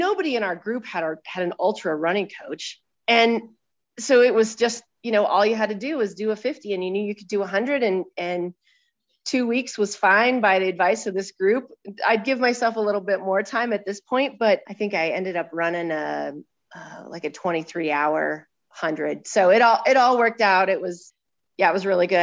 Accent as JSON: {"language": "English", "town": "Sheridan", "region": "Wyoming", "country": "United States", "tie": "born or raised there", "also_born_or_lived": "Buffalo, Wyoming", "said": "I grew up in Sheridan, actually, was born in Buffalo, just a half hour down the road."}